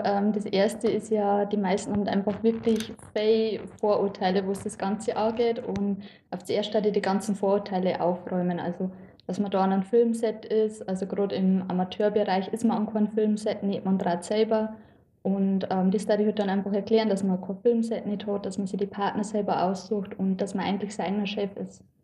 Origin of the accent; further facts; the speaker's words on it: Lower Bavaria, Germany; ich bin eigentlich ziemlich ländlich aufgewachsen